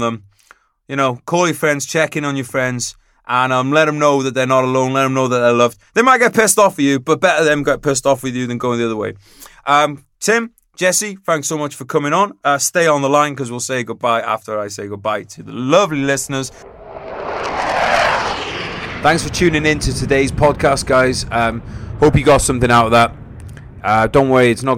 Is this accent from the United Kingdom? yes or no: yes; United Kingdom; I'm British